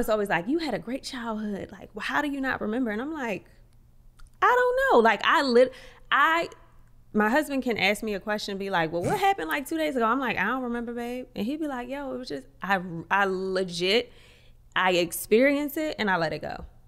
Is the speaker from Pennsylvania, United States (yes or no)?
no; Atlantic City, New Jersey, United States; moved away; also born or lived in Paris; I'm from Atlantic City